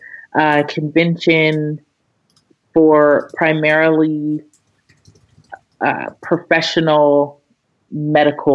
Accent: Aurora, Colorado, United States; moved away as an adult; also born or lived in Washington, D.C.; I'm from Aurora, Colorado

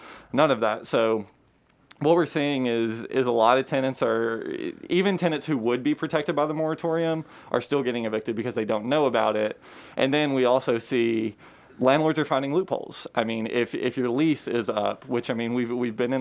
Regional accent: Georgetown, Kentucky, United States; also born or lived in Lexington, Kentucky; I grew up in Georgetown

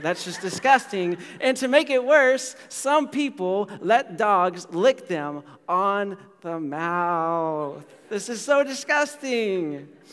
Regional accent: United States; I'm from America

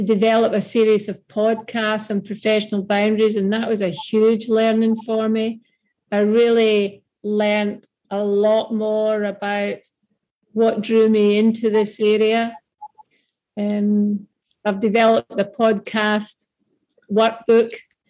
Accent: Mull of Kintyre, west coast of Scotland, United Kingdom; moved away as an adult; also born or lived in Glasgow, Scotland / Perth, Australia; now in Queensland, Australia; I'm from Scotland. Some of the listeners may already have picked that up, from the west coast of Scotland

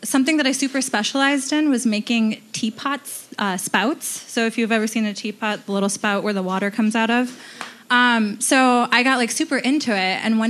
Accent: Ohio, United States; also born or lived in Detroit, Michigan / Marysville, Ohio; I moved to Ohio when I was about 13, learned to drive there

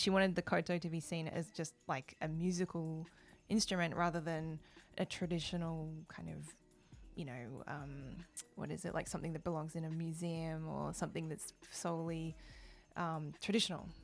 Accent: Melbourne, Victoria, Australia; moved away as an adult; now in Japan; I grew up, I was born in Australia, in Melbourne

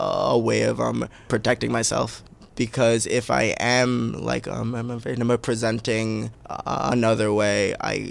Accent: New York City, New York, United States; I'm a Bay Ridge, Brooklyn, New York.

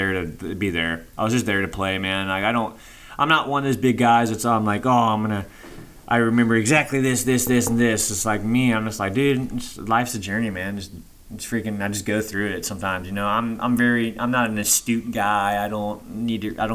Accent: Cincinnati, Ohio, United States; my hometown, Cincinnati

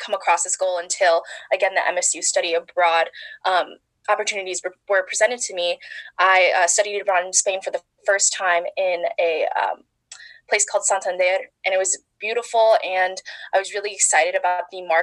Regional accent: La Grange, Illinois, United States; moved away as an adult; now in East Lansing, United States; So I'm originally from Chicago, a western suburb called La Grange.

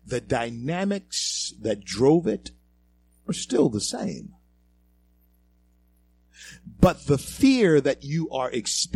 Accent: Shreveport, Louisiana, United States; moved away as an adult; also born or lived in the West; I was born in Confederate Memorial Hospital, grew up in Shreveport, Louisiana

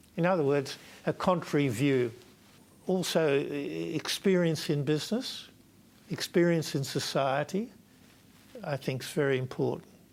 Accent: Australia; I'm Australian one, two, and three. I'm not Victorian.

